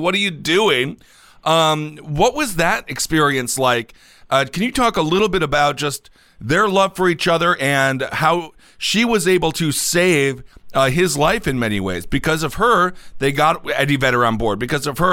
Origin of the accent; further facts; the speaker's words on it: Wisconsin, United States; I'm from Wisconsin